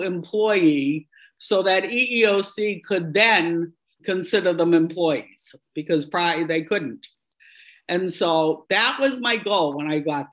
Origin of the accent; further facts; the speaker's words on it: Boston, Massachusetts, United States; accent: Boston; my Boston accent